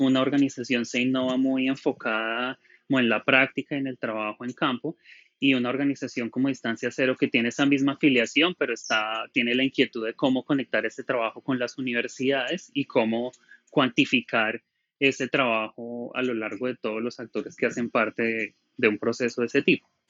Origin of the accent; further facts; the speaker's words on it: Colombia; moved away; also born or lived in Bogotá; soy colombiano